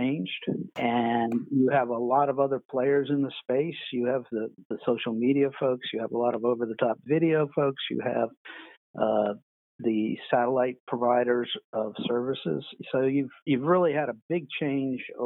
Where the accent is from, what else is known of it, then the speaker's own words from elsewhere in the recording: Washington, District of Columbia, United States; I grew up pretty much in the Washington, D.C. area. I was born there.